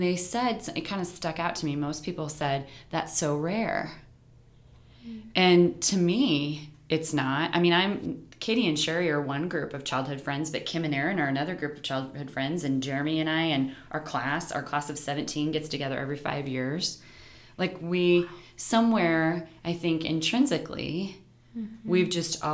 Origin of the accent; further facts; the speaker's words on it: Nebraska, United States; we're the only people from Nebraska